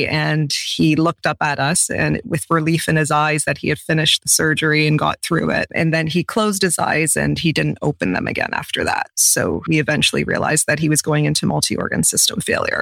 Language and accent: English; a couple hours from London, Ontario, Canada; moved away as an adult; So I'm in London, Ontario, and he's going to have his transplant in the same city, which is a couple hours away from my hometown.